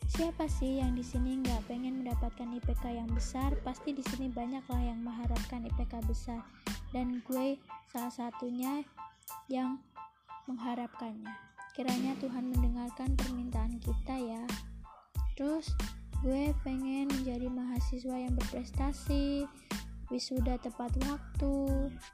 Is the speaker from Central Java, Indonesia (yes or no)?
no; Palembang, South Sumatra, Indonesia; Lanjut dah umur 18 tahun, gue berasal dari Palembang